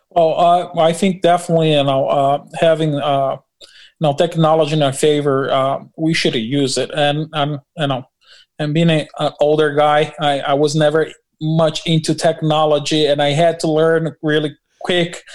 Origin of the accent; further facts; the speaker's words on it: Brazil; also born or lived in Newark, New Jersey, United States; now in New Jersey, United States; I'm from Brazil and we pastor in Newark, New Jersey